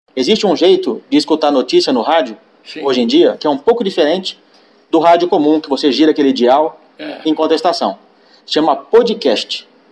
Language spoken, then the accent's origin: Portuguese; São Paulo, Brazil; also born or lived in Piracicaba; sou natural de São Paulo